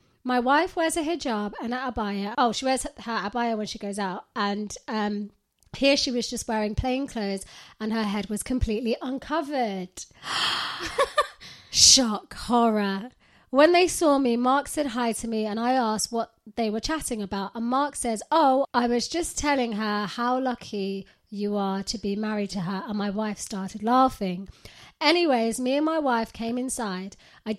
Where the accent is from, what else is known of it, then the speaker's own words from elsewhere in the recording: Pakistan; English is a second language; moved away as an adult; now in United Kingdom; Basically, just to give you some background, I was born and raised in Pakistan and moved to the UK in the start of 2020.